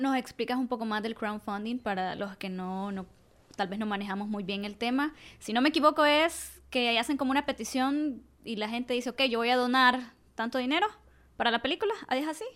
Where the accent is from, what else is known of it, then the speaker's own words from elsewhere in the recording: El Salvador; como salvadoreños